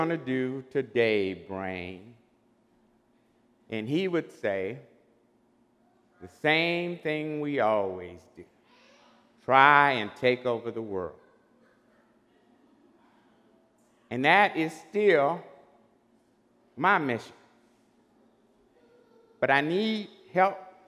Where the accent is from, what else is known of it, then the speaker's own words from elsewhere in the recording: Beaumont, Texas, United States; Growing up in Beaumont years ago